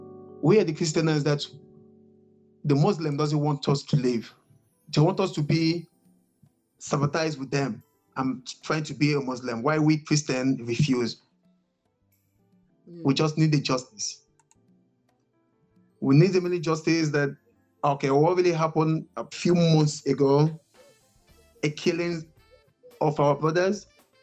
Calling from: eastern Nigeria, Nigeria; I'm calling from Federal Republic of Nigeria in the eastern part of Nigeria. Precisely

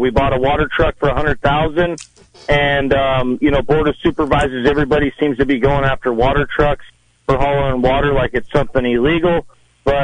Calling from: Laytonville, California, United States

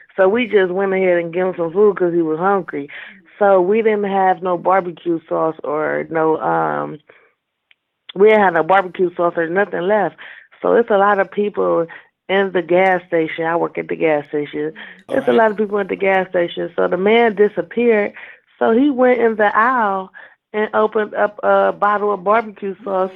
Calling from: Cleveland, Ohio, United States; I'm calling from Cleveland

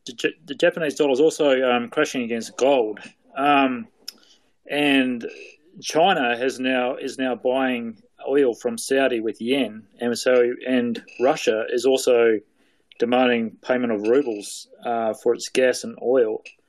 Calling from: South Island, New Zealand; I'm calling from the bottom of New Zealand, in the South Island of New Zealand.

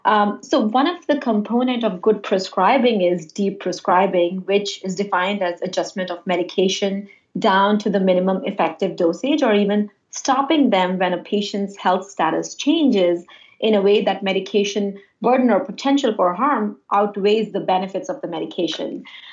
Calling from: Westchester, New York, United States; I'm calling from New York. I'm in Westchester. I'm an internist by background.

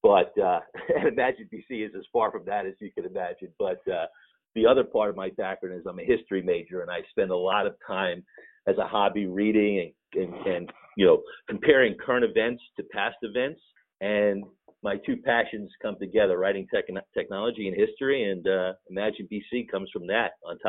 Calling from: Rockville, Maryland, United States; I'm coming from just outside the nation's capital in Washington, D.C., in a suburb of Maryland called Rockville.

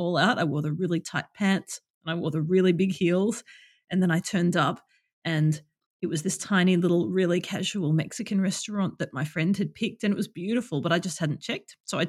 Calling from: Melbourne, Victoria, Australia; I'm in Melbourne and it is 8 o'clock in the morning on a Saturday.

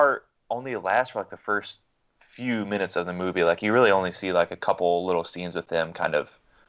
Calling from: Greensboro, North Carolina, United States; I'm recording from Greensboro, North Carolina.

